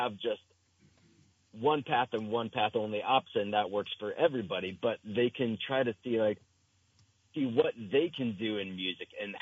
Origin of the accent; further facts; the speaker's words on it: New Jersey, United States; now in Vermont, United States; I grew up in New Jersey